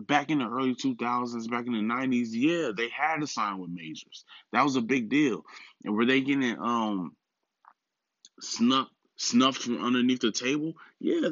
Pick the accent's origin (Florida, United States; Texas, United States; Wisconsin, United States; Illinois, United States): Wisconsin, United States; Milwaukee; I'm also a Bucks fan because that's my hometown